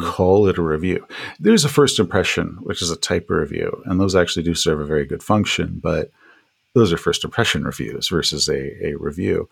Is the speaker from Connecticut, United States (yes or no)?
no; East Texas, United States; I grew up in East Texas